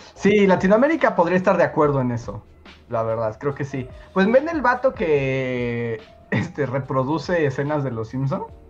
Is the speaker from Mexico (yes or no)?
yes; Mexico; aquí en México